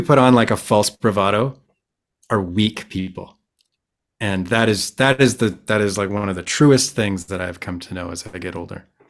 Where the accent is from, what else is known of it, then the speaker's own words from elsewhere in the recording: Vancouver, British Columbia, Canada; I am from Vancouver, B C, Canada.